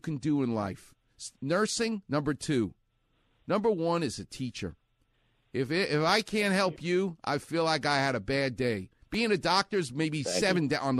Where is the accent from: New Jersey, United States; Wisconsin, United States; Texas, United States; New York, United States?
New York, United States; I'm a New Yorker